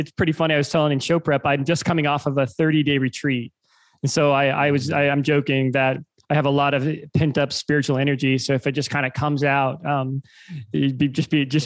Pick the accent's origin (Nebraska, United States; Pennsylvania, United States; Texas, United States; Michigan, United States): Nebraska, United States; Lincoln; I grew up in Lincoln, Nebraska